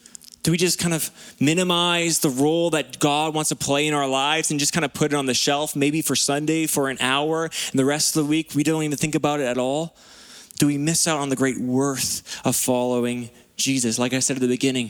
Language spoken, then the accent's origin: English; Lower Mainland, British Columbia, Canada; moved away as an adult; We grew up in the Lower Mainland